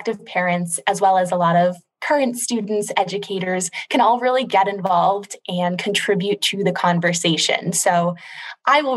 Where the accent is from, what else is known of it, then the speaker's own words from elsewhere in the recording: Maryland, United States; moved away as an adult; also born or lived in New Orleans, Louisiana; I'm originally from Maryland